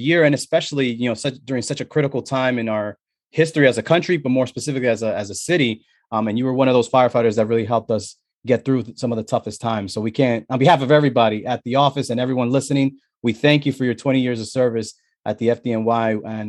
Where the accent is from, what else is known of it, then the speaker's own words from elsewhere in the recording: New York City, New York, United States; I'm originally from the Bronx, so I have that closeness to the city always.